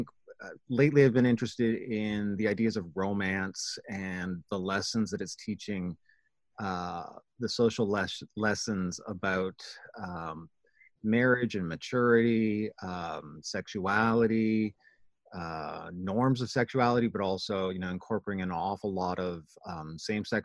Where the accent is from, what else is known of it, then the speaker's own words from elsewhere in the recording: Canada; my experience even as Canadian is different